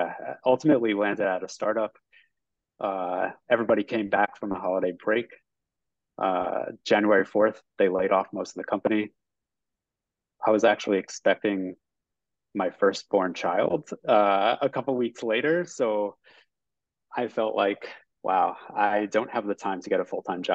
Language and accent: English; Northeast, United States; also born or lived in New Jersey; I'm from the Northeast, I got a job in New York